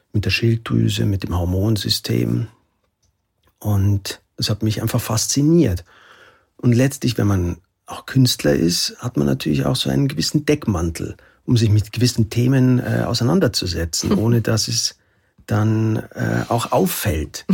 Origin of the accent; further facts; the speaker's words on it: Oberammergau, Bavaria, Germany; Ich komme aus Oberammergau